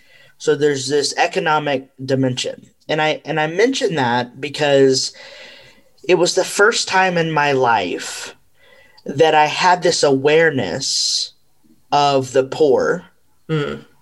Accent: United States; I'm Mexican American. And so, you know, I've for a long time been on this journey to understand, you know, my ancestral line

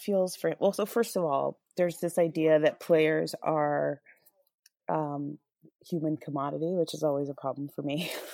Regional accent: Albuquerque, New Mexico, United States; moved away; I grew up in Albuquerque

